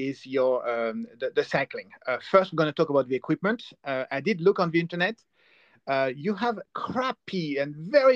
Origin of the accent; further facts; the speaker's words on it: France; I'm from France